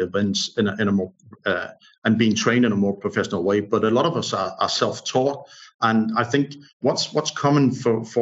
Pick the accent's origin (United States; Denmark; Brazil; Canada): Denmark; Odense, Southern Denmark; English is a second language; I'm from Odense, which is the third largest city in Denmark